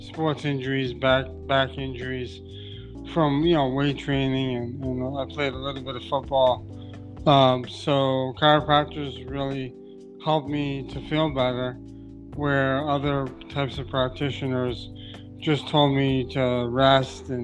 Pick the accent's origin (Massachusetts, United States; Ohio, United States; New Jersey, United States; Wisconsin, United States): Massachusetts, United States; Brockton; I grew up in Brockton, Massachusetts